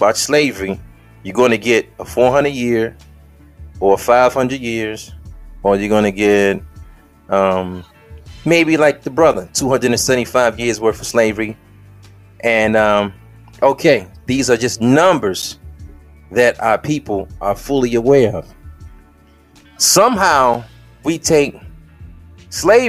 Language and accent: English; Detroit, Michigan, United States; I'm from Detroit.